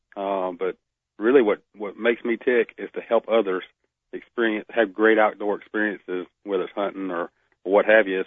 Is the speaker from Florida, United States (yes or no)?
yes; Northeast Florida, United States; now in Alabama, United States; I'm from Florida, from from Northeast Florida